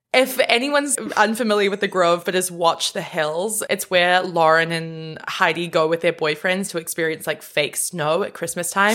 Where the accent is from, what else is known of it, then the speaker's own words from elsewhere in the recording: New Zealand; I am from New Zealand